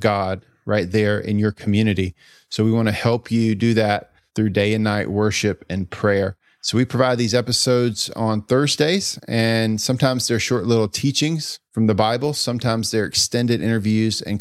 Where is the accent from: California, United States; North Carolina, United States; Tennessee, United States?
North Carolina, United States; Greenville; grew up in Greenville, North Carolina